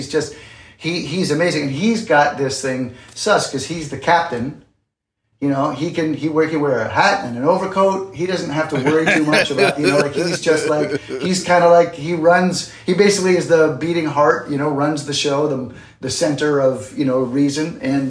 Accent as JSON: {"language": "English", "country": "Canada", "lives_now": "New York City, United States", "said": "But yeah, I'm Canadian, and I had moved to New York City in, I think, 89 to do Broadway."}